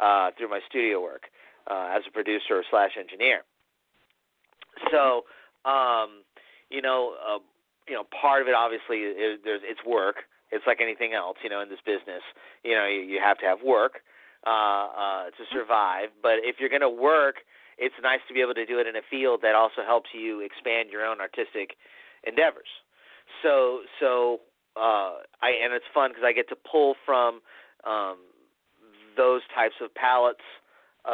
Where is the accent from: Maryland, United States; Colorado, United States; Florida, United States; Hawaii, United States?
Florida, United States; Tampa; I am a third-generation Tampanian, Tampa, Florida